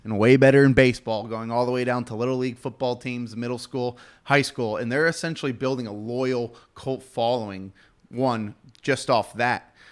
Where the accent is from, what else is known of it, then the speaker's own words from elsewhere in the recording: Houston, Texas, United States; I'm from Houston